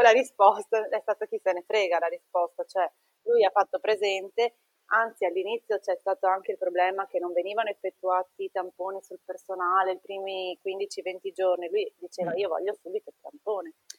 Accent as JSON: {"language": "Italian", "town": "Treviso", "region": "Veneto", "country": "Italy", "moved": "yes", "lives_now": "Trieste, Italy", "said": "viviamo a Trieste, ma mio marito è napoletano e io sono di Treviso"}